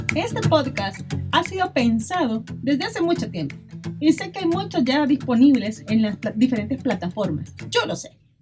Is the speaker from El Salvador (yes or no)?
yes; El Salvador; lo que somos salvadoreños y salvadoreñas